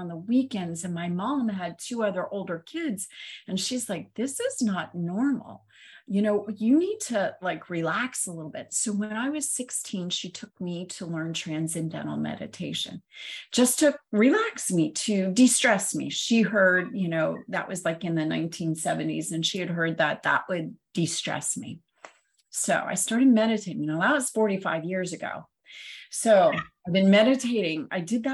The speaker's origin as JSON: {"language": "English", "region": "Ohio", "country": "United States", "tie": "born or raised there", "said": "I grew up in Ohio"}